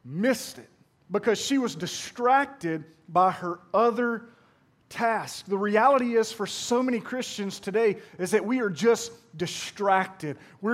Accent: Pearl, Mississippi, United States; I'm from Pearl

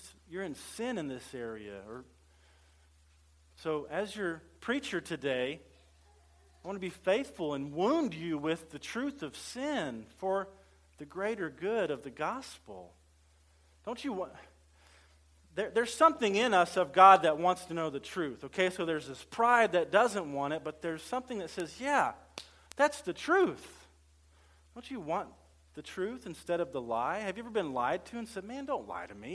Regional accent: central Louisiana, United States; I was raised in central Louisiana.

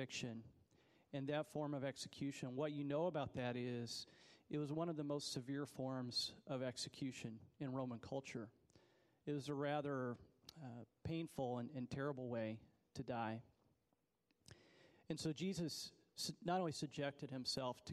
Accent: United States; as an American

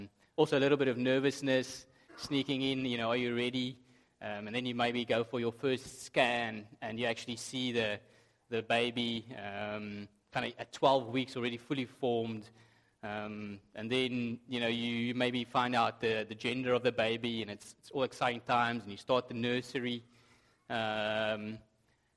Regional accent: South Africa; moved away; I have been told that sometimes my accent's difficult to understand.

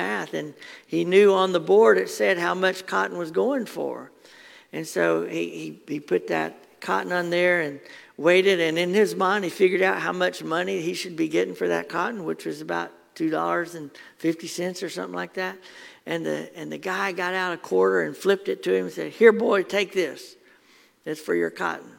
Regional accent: Athens, Alabama, United States; my family had the farm in Athens or near Athens

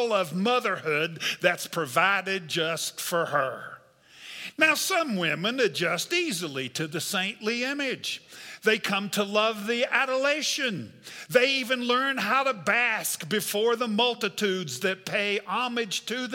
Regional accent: West Virginia, United States; I'm a Methodist from West Virginia

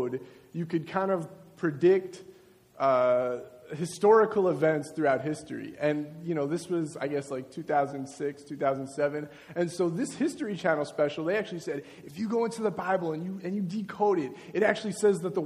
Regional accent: Long Beach, New York, United States; I grew up in Long Beach, which is Nassau County.

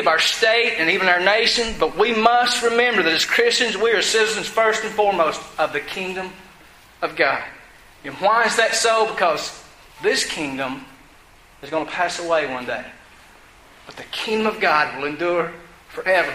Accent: United States; I'm grateful to be an American. I served in the military. I fought for this country

